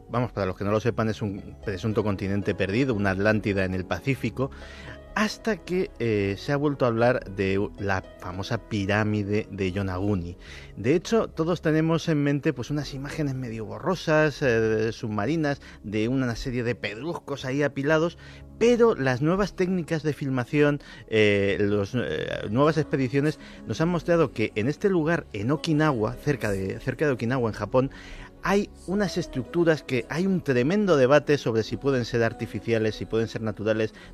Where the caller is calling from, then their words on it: Torrejón de Ardoz, Community of Madrid, Spain; Hola, buenas noches. Soy … de Torrejón